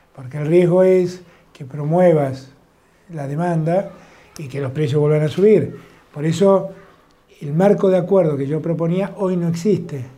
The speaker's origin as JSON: {"language": "Spanish", "region": "Buenos Aires", "country": "Argentina", "said": "soy muy porteño y quiero mi ciudad"}